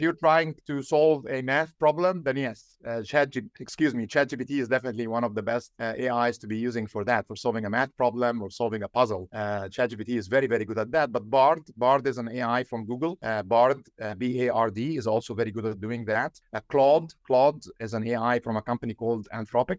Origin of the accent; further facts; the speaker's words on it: Egypt; now in Silicon Valley, United States; I'm from Egypt